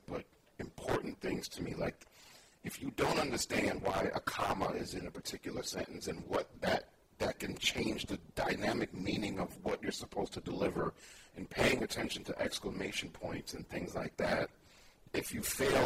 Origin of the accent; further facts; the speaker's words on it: New York City, New York, United States; moved away as an adult; now in Bay Area, United States; I was born and raised in New York. And we were in Brooklyn, New York